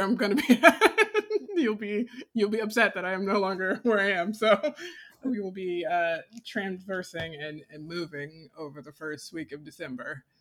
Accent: Decatur, United States; moved away; I grew up in Decatur where people were being murdered

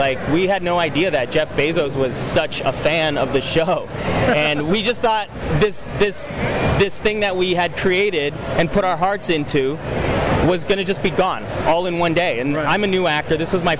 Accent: Toronto, Ontario, Canada; I'm from Toronto, Ontario, so Canada.

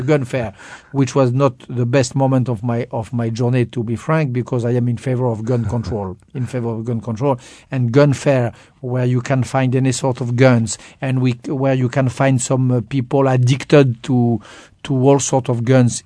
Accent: France; accent: French; English is a second language; I was French

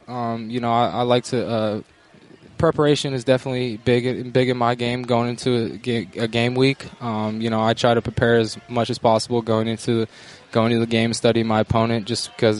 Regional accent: Bellingham, Washington, United States; Yeah, Bellingham.

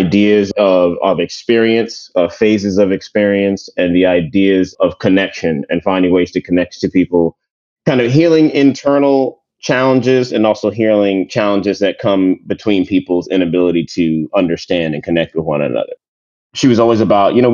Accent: United States; also born or lived in New York / Maryland / Jamaica (family); I'm a first generation American. My family, we're from Jamaica. So my brothers and I were born here in New York and in Maryland, near Washington, D.C.

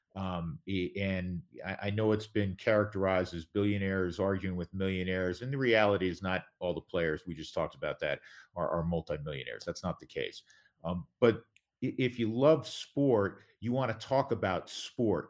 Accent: New York, United States; I grew up a Mets fan. I'm from New

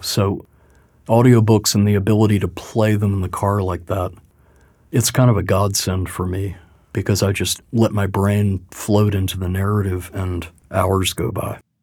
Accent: Louisville, Kentucky, United States; I was born in Louisville, and so there was a hope that I might bring some kind of native perspective

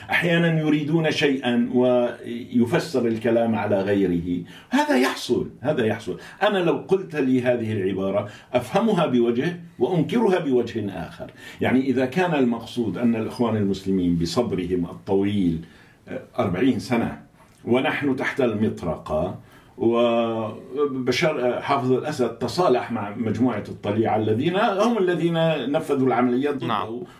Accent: Daraa, Daraa Governorate, Syria; أنا من درعا من درعا

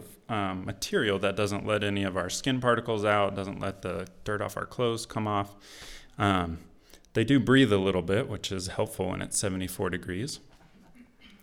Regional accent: just outside of Portland, Oregon, United States; moved away; I grew up in the Pacific Northwest, just outside of Portland, Oregon

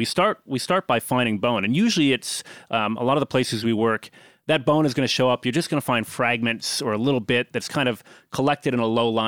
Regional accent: outside of Chicago, Illinois, United States; I grew up outside of Chicago.

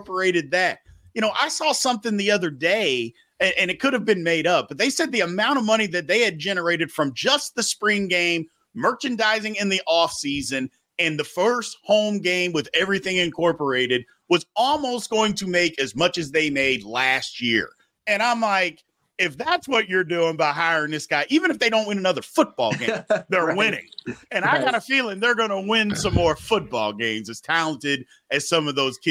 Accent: Louisville, Kentucky, United States; moved away; It's in Louisville, in my hometown

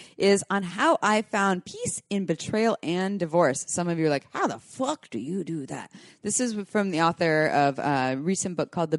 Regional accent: Santa Cruz, California, United States; two blocks from here, actually. I'm fifth generation Santa Cruzian.

